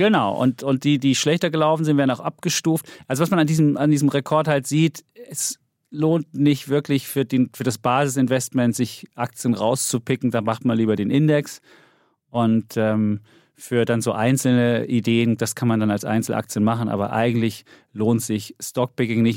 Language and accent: German; Saxony, Germany; meiner Heimat, Sachsen